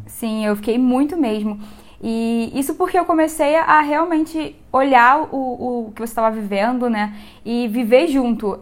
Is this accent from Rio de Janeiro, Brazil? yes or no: yes; Rio de Janeiro, Brazil; moved away as an adult; now in Anápolis, Brazil; eu tenho 25 anos, sou carioca, tô aqui em Anápolis por causa do meu marido